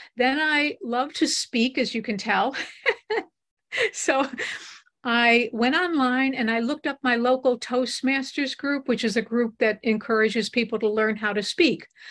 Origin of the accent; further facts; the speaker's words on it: Buffalo, New York, United States; We grew up in Buffalo, and we both went to the University of Buffalo together